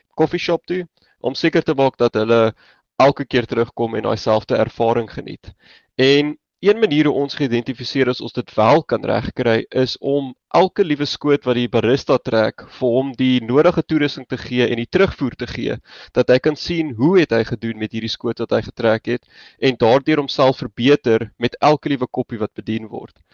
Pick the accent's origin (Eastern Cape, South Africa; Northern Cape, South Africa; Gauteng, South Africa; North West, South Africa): Gauteng, South Africa; Johannesburg; moved away as an adult; also born or lived in Stellenbosch; oorspronklik van Johannesburg af en ek het daar skool gegaan